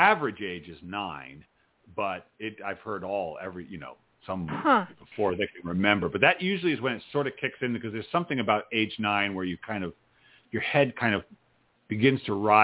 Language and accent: English; Providence, Rhode Island, United States; moved away; I grew up in Providence